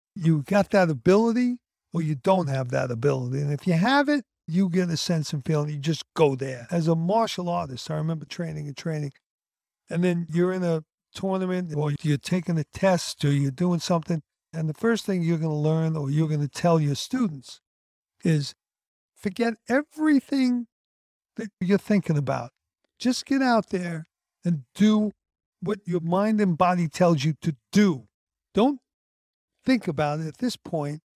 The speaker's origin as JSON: {"language": "English", "town": "New York City", "region": "New York", "country": "United States", "tie": "born or raised there", "said": "I'm from Sheepshead Bay"}